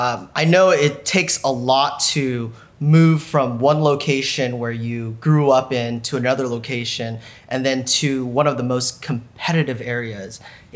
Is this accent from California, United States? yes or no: yes; Sacramento, California, United States; that's my hometown.